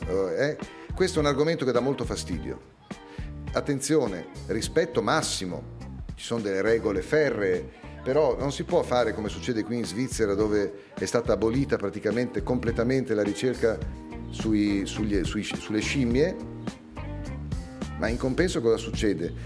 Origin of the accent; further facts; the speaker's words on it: Bologna, Emilia-Romagna, Italy; also born or lived in Parma / Ferrara; Sono nato a Bologna la città della mortadella e dei tortellini e dell'università